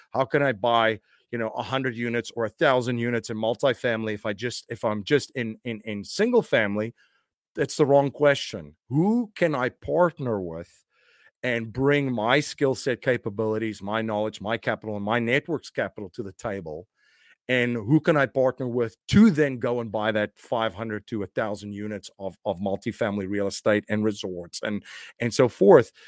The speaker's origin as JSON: {"language": "English", "country": "South Africa", "tie": "born or raised there", "moved": "as an adult", "lives_now": "United States", "said": "I'm originally from South Africa. I grew up in a very interesting time in South Africa's history"}